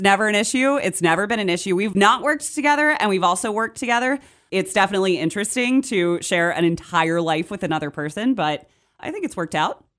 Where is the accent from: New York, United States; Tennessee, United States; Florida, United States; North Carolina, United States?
North Carolina, United States; Charlotte; moved away as an adult; also born or lived in Morgantown, West Virginia; now in Martinsburg, United States; I'm originally from Charlotte, North Carolina. Born and raised there. I moved to Morgantown, West Virginia when I was twenty-one.